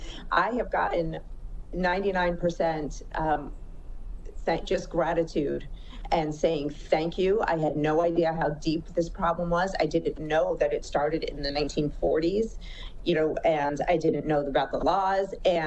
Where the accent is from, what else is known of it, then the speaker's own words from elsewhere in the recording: New York, United States; I'm a New Yorker by, origin, so I talk fast and I talk straight.